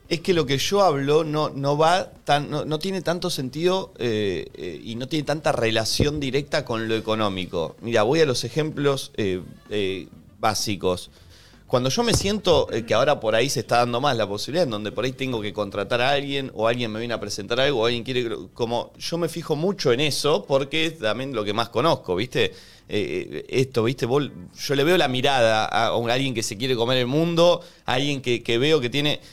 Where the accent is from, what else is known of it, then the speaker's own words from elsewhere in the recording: Conurbano, Buenos Aires Province, Argentina; los que venimos de un lugar eh, como, como el conurbano